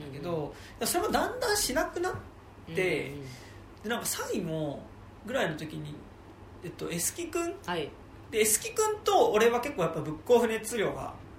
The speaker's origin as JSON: {"language": "Japanese", "town": "Musashino", "region": "Tokyo", "country": "Japan", "tie": "born or raised there"}